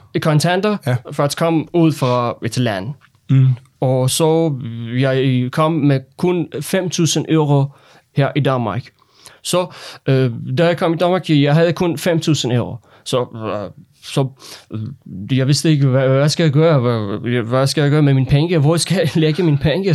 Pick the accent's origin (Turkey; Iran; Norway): Iran; Danish is a second language; moved away as an adult; also born or lived in Lolland, Denmark; now in Denmark; Jeg er en autoriseret læge fra Iran, og jeg har fem år erfaring med, at arbejde som læge i Iran